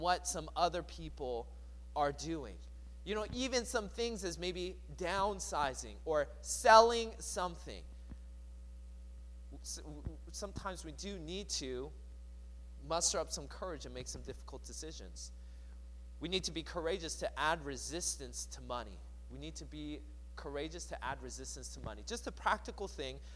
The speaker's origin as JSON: {"language": "English", "town": "Seattle", "region": "Washington", "country": "United States", "tie": "born or raised there", "said": "I grew up in the Seattle area, and so there was a mall kind of close to where I lived"}